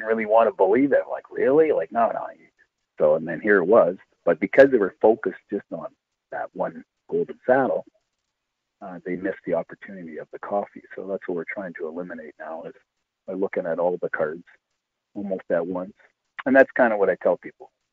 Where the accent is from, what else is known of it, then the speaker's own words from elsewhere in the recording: Timmins, Ontario, Canada; I'm from Timmins